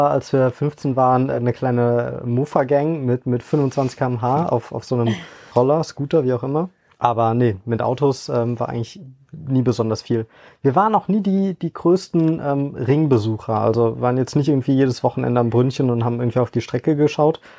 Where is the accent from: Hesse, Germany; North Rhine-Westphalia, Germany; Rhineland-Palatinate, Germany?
Rhineland-Palatinate, Germany; Hoffeld; now in Frankfurt, Germany; komme gebürtiger aus der Eifel, bin in Hoffeld äh, aufgewachsen, wohne aber mittlerweile in Frankfurt